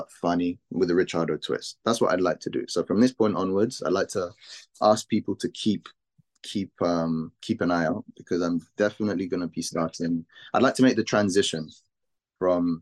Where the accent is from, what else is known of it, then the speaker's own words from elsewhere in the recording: London, United Kingdom; from London.